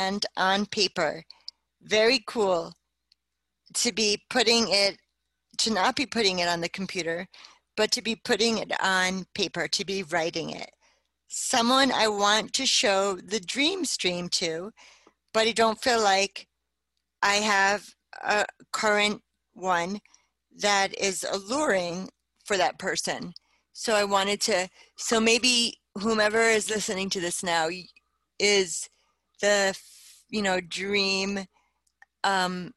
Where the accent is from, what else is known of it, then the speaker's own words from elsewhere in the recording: New Jersey, United States; also born or lived in Bronx, New York; I grew up in New Jersey, I was born in the Bronx, raised in New Jersey